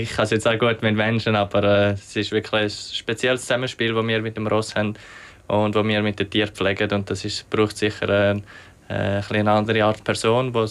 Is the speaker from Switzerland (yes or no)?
yes; Switzerland; als Schweizer hat man natürlich, als junger Schweizer hat man eher mal eine Gelegenheit